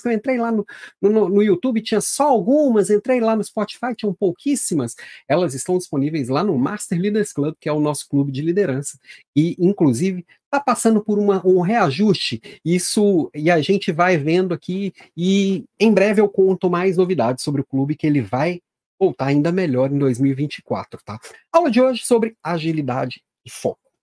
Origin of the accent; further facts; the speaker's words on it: Minas Gerais, Brazil; Também sou mineiro